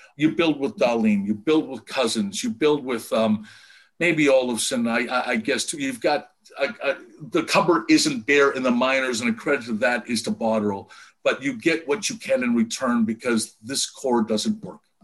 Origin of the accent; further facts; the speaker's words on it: Windsor, Ontario, Canada; moved away; also born or lived in Vancouver; my hometown into from Windsor to Detroit